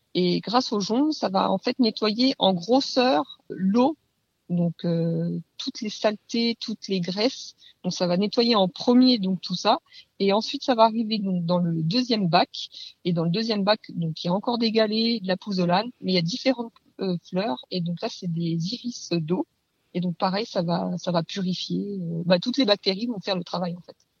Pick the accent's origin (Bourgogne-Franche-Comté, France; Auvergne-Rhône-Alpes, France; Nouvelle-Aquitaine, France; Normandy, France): Bourgogne-Franche-Comté, France; Leval; je viens de Leval, juste à côté de Rougemont-Château, dans le territoire de Belfort.